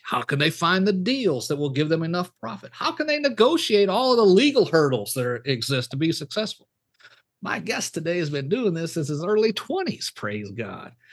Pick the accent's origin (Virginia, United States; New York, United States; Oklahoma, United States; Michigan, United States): Michigan, United States; moved away; also born or lived in Louisiana / Texas; where I grew up, up, up in Yep, Michigan.